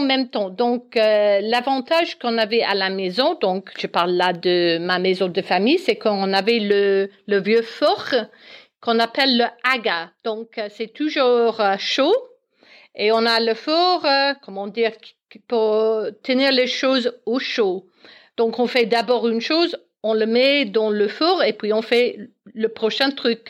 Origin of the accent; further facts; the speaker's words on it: Belfast, Northern Ireland, United Kingdom; French is a second language; moved away as an adult; also born or lived in South-west France; now in Alsace, France; je suis née en Irlande du Nord, à Belfast, et je suis arrivée en France pour les raisons professionnelles de, de mon mari.